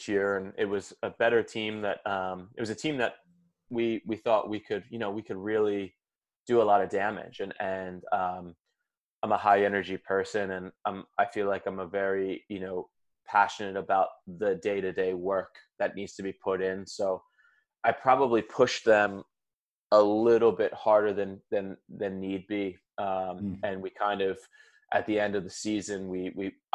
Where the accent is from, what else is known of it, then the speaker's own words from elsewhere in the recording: Philadelphia, Pennsylvania, United States; I love my hometown